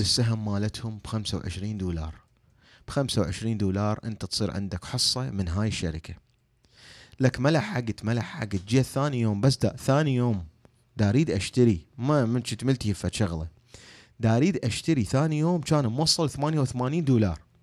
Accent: Iraq; احنا عندنا بالعراق

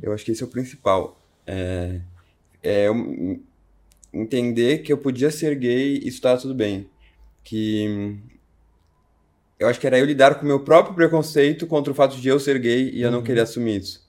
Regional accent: São Paulo, Brazil; eu nasci em São Paulo, no sul de São Paulo

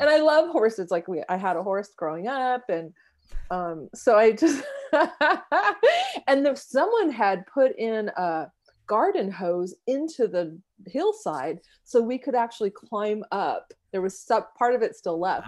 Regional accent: San Diego, California, United States; so I grew up in San Diego, and my childhood home was in College Grove

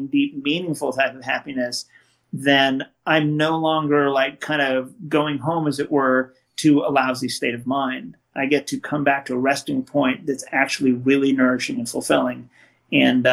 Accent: West Coast, United States; I grew up in the West Coast

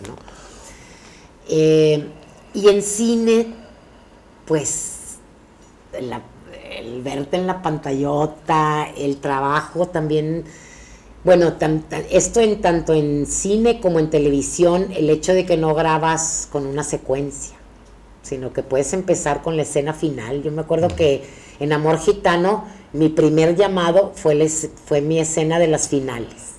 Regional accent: Monterrey, Nuevo León, Mexico; moved away as an adult; now in Mexico City, Mexico; yo soy actriz de Regiomontana y me vine a México

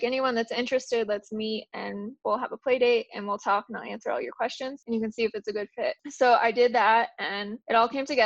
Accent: Colorado, United States; also born or lived in Kansas; I grew up mainly in Colorado, but I did live in Kansas when I was very young

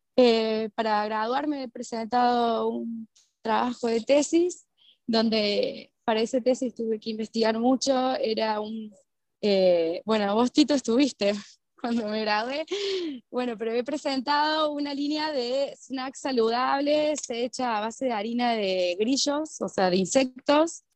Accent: Córdoba, Argentina; moved away as an adult; also born or lived in Lima, Peru; soy de Córdoba, Argentina, ¿verdad? Como que siempre he vivido en comunidad, que fue nuestra comunidad judía de la colectividad de Córdoba

